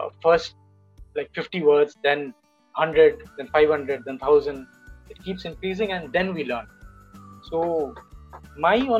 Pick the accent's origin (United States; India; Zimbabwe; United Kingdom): India